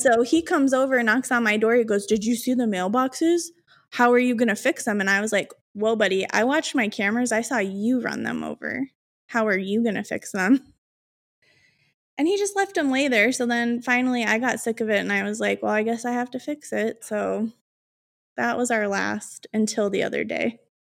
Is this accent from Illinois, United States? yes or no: yes; Chicago, Illinois, United States; I'm from Chicago